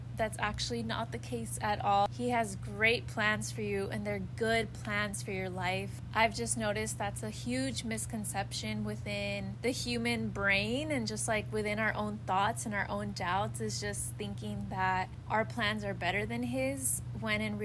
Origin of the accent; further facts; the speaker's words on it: Los Angeles, California, United States; accent: American; I am from California. I was born in Los Angeles, literally in the city of Los Angeles